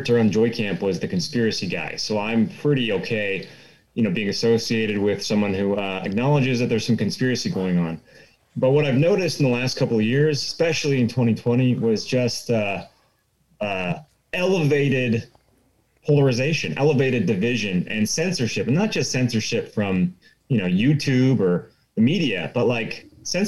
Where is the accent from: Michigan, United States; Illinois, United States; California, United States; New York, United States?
California, United States; Southern; moved away as an adult; also born or lived in Los Angeles / Eastern Washington; now in North Idaho, United States; I'm a California guy. I'm originally from Southern California